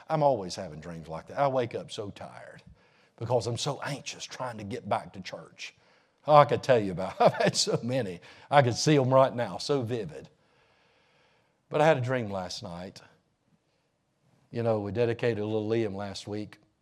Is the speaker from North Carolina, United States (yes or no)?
yes; North Carolina, United States; I'm from the States. I'm from North Carolina